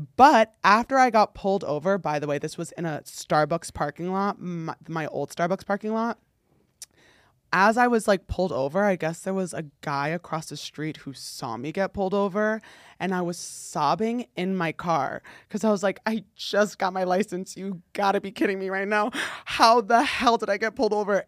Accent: North New Jersey, United States; moved away; I grew up in, like, s New Jersey, North New Jersey

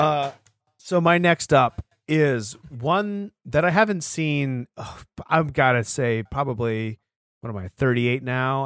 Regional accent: Sanford, Maine, United States; my hometown of Sanford, Maine

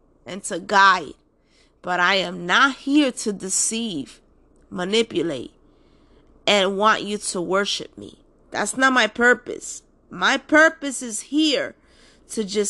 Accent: New York City, New York, United States; I was just born and raised in Washington Heights

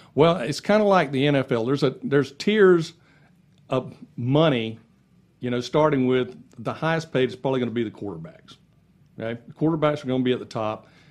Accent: Lakeland, Florida, United States; I was born and raised in Lakeland.

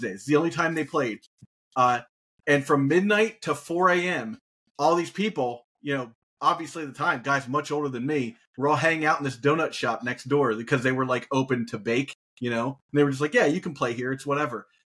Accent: Dayton, Ohio, United States; I I'm I'm from Dayton, Ohio originally. Uh, little known fact about me because I have moved so many places.

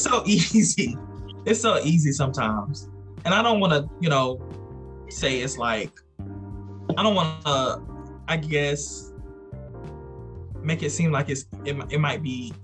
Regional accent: South Carolina, United States; moved away as an adult; now in Georgia, United States; I am originally from South Carolina. I reside in Georgia now. I've been in Georgia for almost 2 years now.

